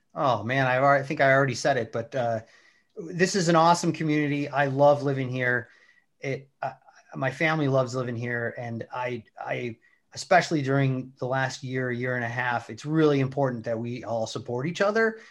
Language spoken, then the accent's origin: English; Wisconsin, United States; moved away as an adult; also born or lived in DeKalb, Illinois; now in St. Charles, United States; I grew up in Wisconsin, uh, about an hour north of Milwaukee